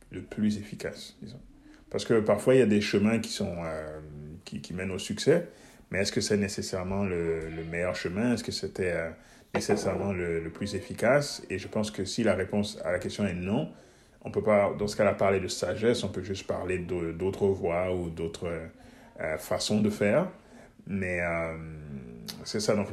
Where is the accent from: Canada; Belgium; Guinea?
Guinea; born there; also born or lived in Switzerland; Donc, je, suis né, je suis né en Guinée, en Afrique. Mais euh, je suis allé très très jeune euh, en Suisse, donc je n'ai pas de souvenirs là de mes premiers